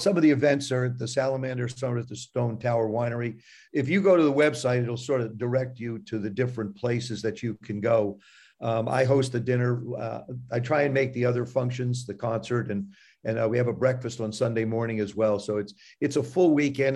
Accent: South River, New Jersey, United States; I grew up, I grew up in South River, New Jersey

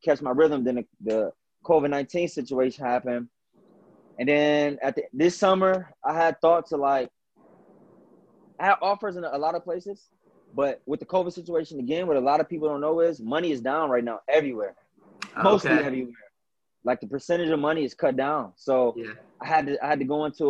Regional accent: Northeast Ohio, United States; growing up in Northeast Ohio

